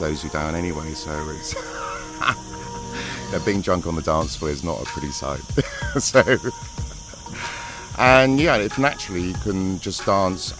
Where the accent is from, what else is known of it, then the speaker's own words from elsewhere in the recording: England, United Kingdom; being English, you know, we've got a really strong culture of music